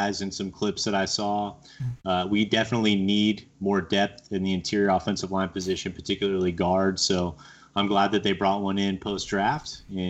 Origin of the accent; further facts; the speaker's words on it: Southern California, United States; I'm from Southern California